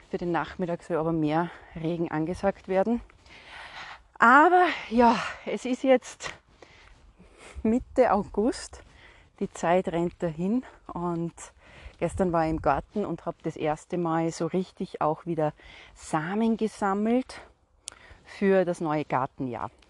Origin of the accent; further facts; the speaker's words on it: Salzburg, Austria; ich komme aus Salzburg. Salzburg ist berühmt und bekannt für den Salzburger Schnürdelregen.